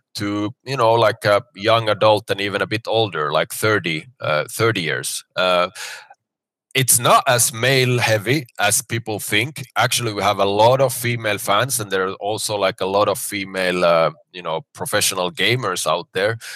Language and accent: English; Finland; moved away as an adult; now in Dubai, United Arab Emirates; I'm originally from Finland, but I've been now in Dubai for ten years